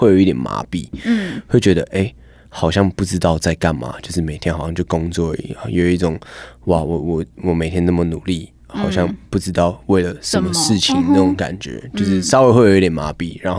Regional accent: Hualien, Hualien County, Taiwan; 我们那时候去从台北去花莲，回到我家乡

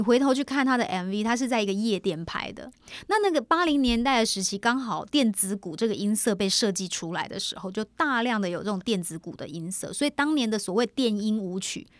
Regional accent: Kaohsiung, Taiwan; now in Taipei, Taiwan; 回到高雄，因为毕竟在高雄长大，然后虽然说现在在台北也住了那么久

